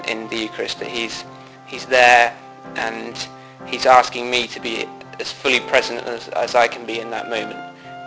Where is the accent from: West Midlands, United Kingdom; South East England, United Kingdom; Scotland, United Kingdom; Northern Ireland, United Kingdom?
South East England, United Kingdom; Banbury; I'm from Banbury, which is in England